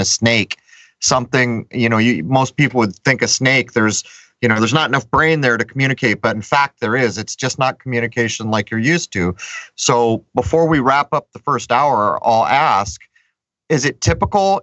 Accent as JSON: {"language": "English", "town": "San Diego", "region": "California", "country": "United States", "tie": "born or raised there", "moved": "yes", "lives_now": "Rhode Island, United States", "said": "I grew up here in Rhode Island part of the year because we used to leave San Diego"}